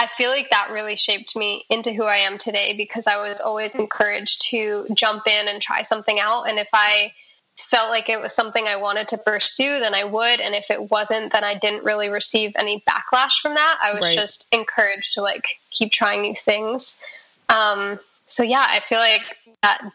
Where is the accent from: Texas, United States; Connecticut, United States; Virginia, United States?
Connecticut, United States; Newtown; I was born in Newtown, Connecticut